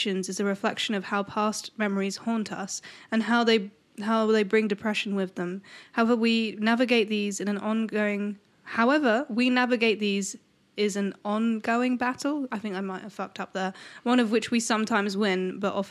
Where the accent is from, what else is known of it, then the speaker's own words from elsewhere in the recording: London, United Kingdom; I was born in Peckham, and I loved it there.